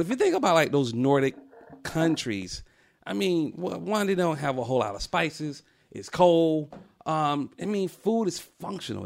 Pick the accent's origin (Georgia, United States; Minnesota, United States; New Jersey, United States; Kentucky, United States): Georgia, United States; Atlanta; I'm from Atlanta